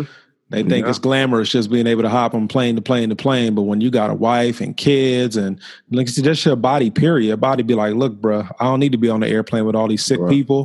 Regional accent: Florida, United States; I'm from Florida

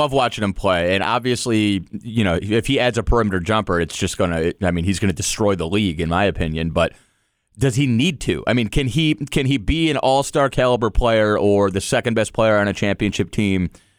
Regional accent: Cleveland, Ohio, United States; also born or lived in Detroit; I grew up in Cleveland. I've worked in Cleveland. I worked in Detroit.

